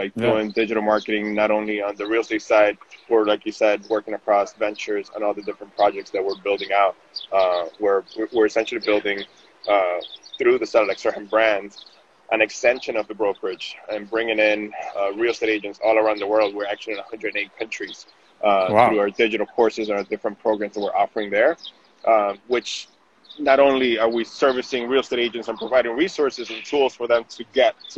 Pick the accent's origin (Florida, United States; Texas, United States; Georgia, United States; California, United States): Florida, United States; Miami; moved away as an adult; also born or lived in Venezuela; now in New York City, United States; I'm originally from Venezuela. I grew up in Miami.